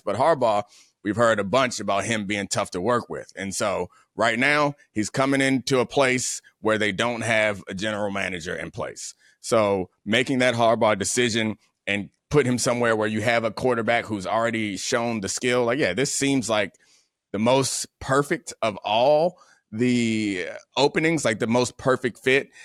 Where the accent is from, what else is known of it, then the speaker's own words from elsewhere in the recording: Baltimore, Maryland, United States; now in Washington, D.C., United States; I'm from Baltimore.